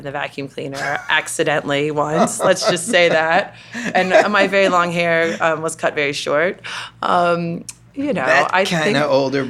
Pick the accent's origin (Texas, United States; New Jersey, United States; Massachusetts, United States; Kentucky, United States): Kentucky, United States; Louisville; accent: Kentucky; moved away as an adult; also born or lived in Notre Dame, Indiana / California / United Kingdom; Growing up in Kentucky, you know, there's this thing you do called cotillion